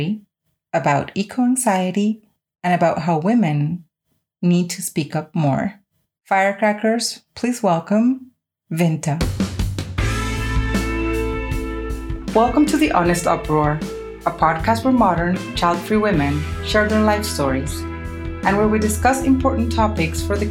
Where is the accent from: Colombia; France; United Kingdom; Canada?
Colombia; I'm coming from Colombia